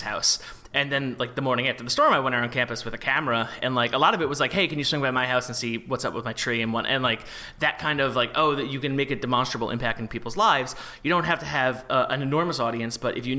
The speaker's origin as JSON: {"language": "English", "region": "New York area", "country": "United States", "said": "I'm from the New York area"}